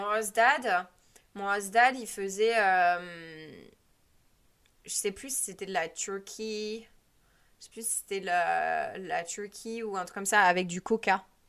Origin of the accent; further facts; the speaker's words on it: France; moved away; en tant que Française